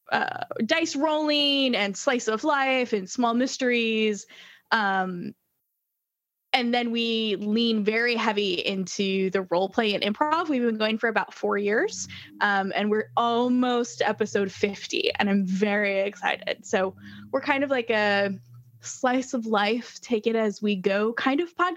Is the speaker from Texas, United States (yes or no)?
no; Indianapolis, Indiana, United States; That is my hometown